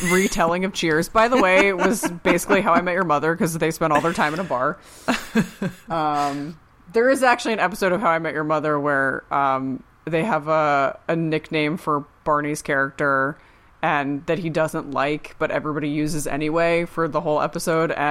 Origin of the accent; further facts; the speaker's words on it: New York City, New York, United States; Like, I'm such a New Yorker, right?